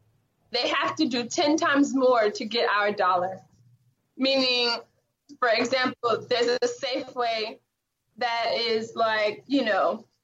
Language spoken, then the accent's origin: English; California, United States; I'm from California, I can't necessarily say that I could afford to go back and live in my home that I grew up in the Bay Area.